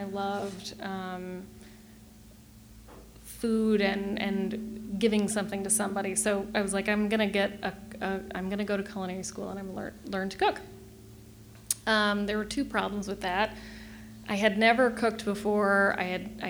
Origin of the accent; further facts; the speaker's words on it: Kansas City, Missouri, United States; moved away as an adult; also born or lived in Chicago / northern Michigan; now in Michigan, United States; I grew up in Kansas City, Missouri, not Michigan.